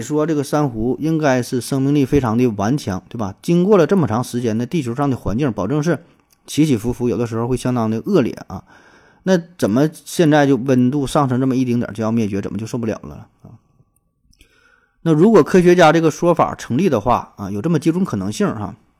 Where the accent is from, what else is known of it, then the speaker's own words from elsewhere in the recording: Northeast China, China; 咱东北，或者说跟东北以外的地方儿， 相比较的话，年味儿还算是比较重